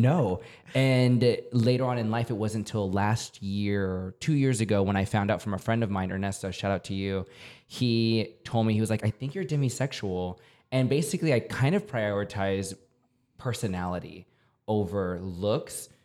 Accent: San Antonio, Texas, United States; also born or lived in New York / Denver; now in Los Angeles, United States; I come from San Antonio, Texas, born and raised

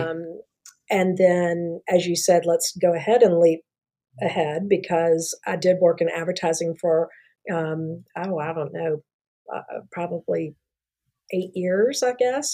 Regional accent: Memphis, Tennessee, United States; moved away as an adult; also born or lived in Mississippi / Dallas; I'm from Memphis originally

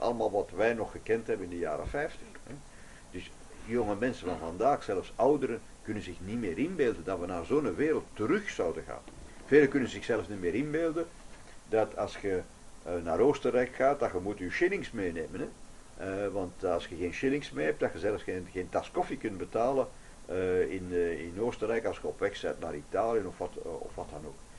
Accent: Flanders, Belgium; als we dat als Vlamingen hebben in Vlaanderen, zelfs als Belgen in België

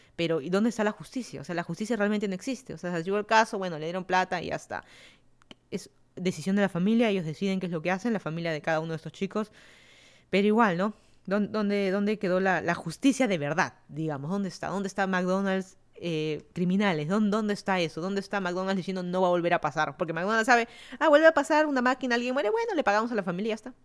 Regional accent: Lima, Peru; moved away as an adult; also born or lived in Miami, United States; now in Fairfax County, Virginia, United States; yo soy de Lima, Perú. Me mudé a Estados Unidos hace más de tres años.

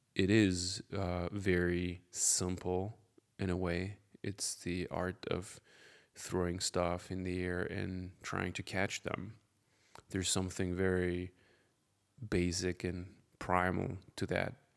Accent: France; English is a second language; I'm French, and I'm a juggler

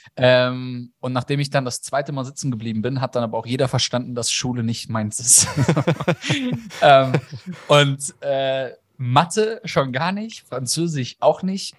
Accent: a village south of Frankfurt, near the Bavarian border, Hesse, Germany; ich bin auch im Dorf groß geworden, südlich von Frankfurt, äh, schon an der bayerischen Grenze

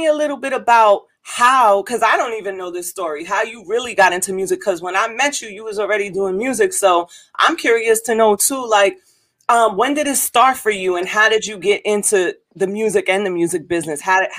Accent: New York City, New York, United States; because I'm from the Bronx.

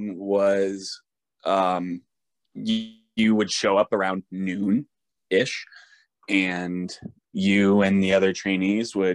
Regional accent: Maine, United States; We're from Maine

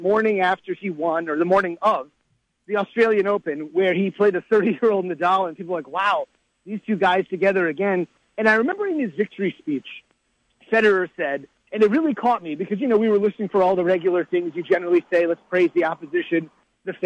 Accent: New Jersey, United States; I grew up in New Jersey

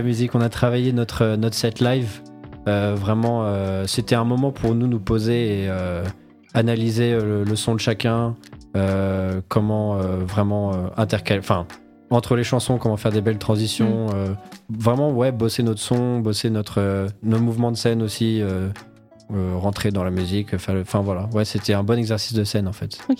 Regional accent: Saint-Germain-en-Laye, Île-de-France, France

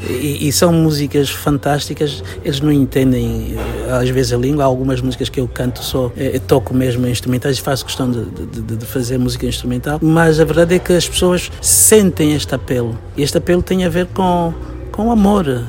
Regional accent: Angola; moved away; ter saído de Angola, eu tive que agarrar-me à minha cultura para, como uma coisa identitária, saber quem eu sou e de onde eu vim

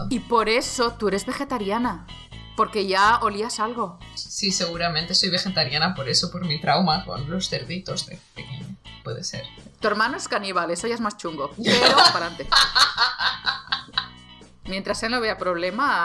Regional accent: Puebla, Mexico; Yo, es que vengo de Puebla, de Puebla, ¿eh?

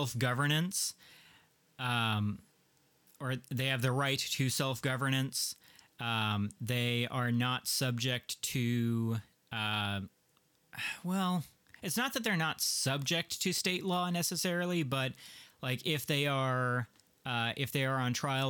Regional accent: Muckleshoot Reservation, Washington, United States; I grew up on the Muckleshoot Reservation

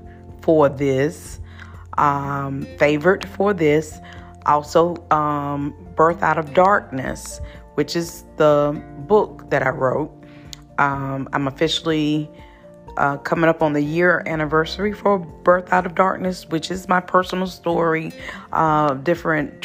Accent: Wilson, North Carolina, United States; Wilson, North Carolina, that is my hometown, that is my birthing town

